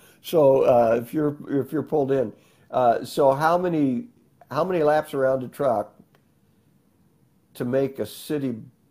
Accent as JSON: {"language": "English", "region": "Northeast Kansas", "country": "United States", "tie": "born or raised there", "said": "Fox, and Cherokee, Southern Cherokee, from Oklahoma. I was born and raised in Northeast Kansas, and so that's where my roots are."}